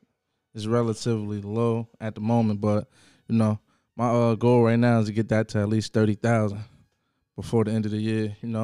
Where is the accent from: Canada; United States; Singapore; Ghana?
United States; Jersey City, New Jersey; I'm from Jersey City, New Jersey, born and raised.